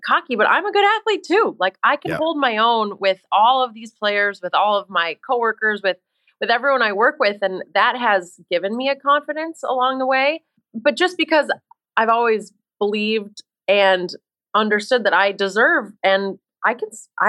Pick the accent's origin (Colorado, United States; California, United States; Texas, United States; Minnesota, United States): Minnesota, United States; moved away as an adult; also born or lived in Boston; I grew up in Minnesota, so I grew up around sports my whole life.